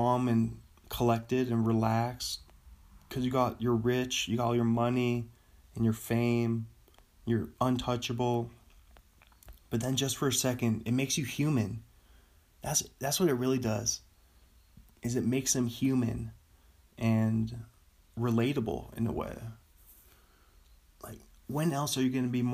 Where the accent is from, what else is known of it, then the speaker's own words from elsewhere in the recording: United States; we as an American